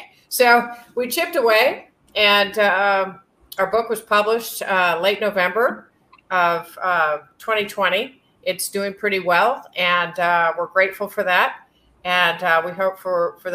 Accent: St. Louis, Missouri, United States; I grew up in St. Louis, Missouri, with a family that was primarily from Jefferson City, Missouri

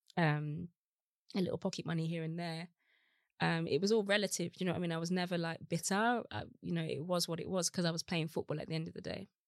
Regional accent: Birmingham, West Midlands, United Kingdom; moved away as an adult; also born or lived in Los Angeles; now in London, United Kingdom; I had a great childhood in Birmingham

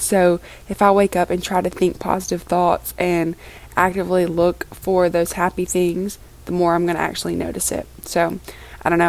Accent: Oxford, Mississippi, United States; born or raised there; moved away

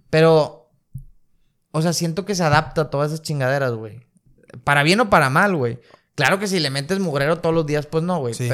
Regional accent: Mexico; Pues como buen mexicano, le, le metes más carbohidrato sobre carbohidrato sobre

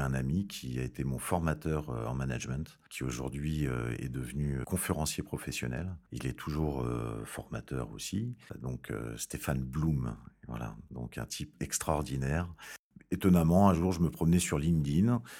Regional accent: France; Je suis français

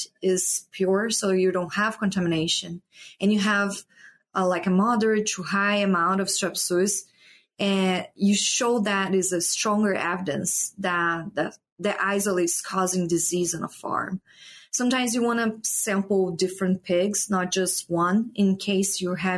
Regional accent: Brazil; moved away as an adult; also born or lived in Paraná; now in Iowa, United States; I'm from Brazil.

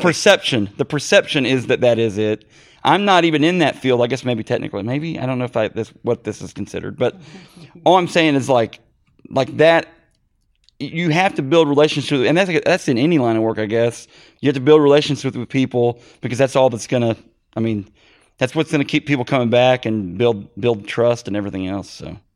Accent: Missouri, United States; I'm in Missouri, and we're, I'm from Missouri

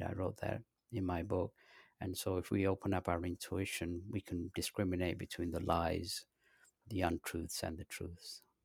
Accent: London, United Kingdom; moved away as an adult; also born or lived in Pakistan / north of England / southern England / Los Angeles; I was born in Pakistan, and my parents, they moved to England when I was three, and I lived in the north of England till the age of ten, then they moved to, uh, London. Um, from there, I went to high school in, in England, in London

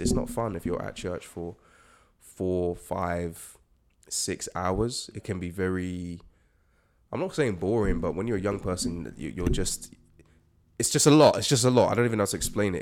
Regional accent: United States; also born or lived in Nigeria (ancestry); now in United Kingdom; I grew up in the States, so I got to experience loads of different types of churches

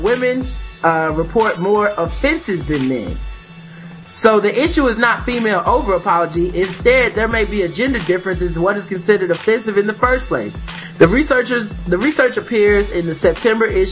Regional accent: United States; I'm just a dumb American

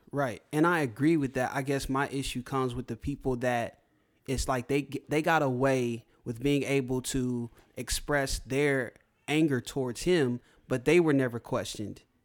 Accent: United States; being born and raised in America, being an African American

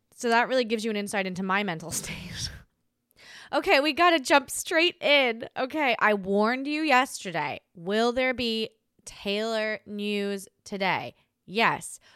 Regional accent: Australia; moved away; as an Australian.

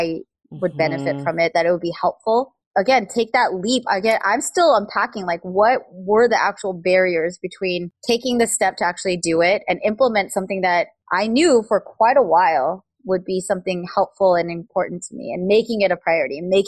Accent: United States; being Korean American

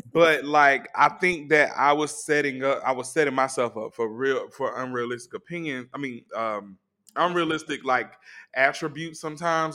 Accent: Atlanta, Georgia, United States; I'm from Atlanta

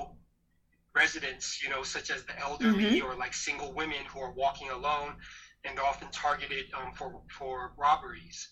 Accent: San Francisco, California, United States; I was born and raised here in San Francisco

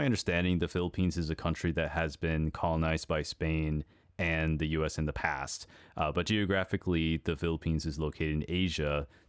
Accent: Texas, United States; But, you know, I'm also from Texas, so we also have Spanish and Mexican influences.

